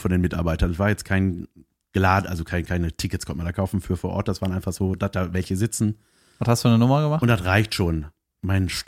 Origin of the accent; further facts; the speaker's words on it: Cologne, North Rhine-Westphalia, Germany; ich, bin, ich bin aus Köln, ich bin mit dem Auto gefahren